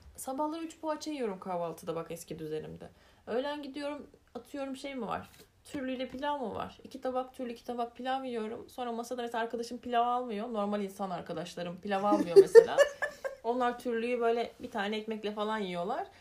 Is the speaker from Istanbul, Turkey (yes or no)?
no; Elazığ, Elazığ Province, Turkey; Elazığlıyım bir kere.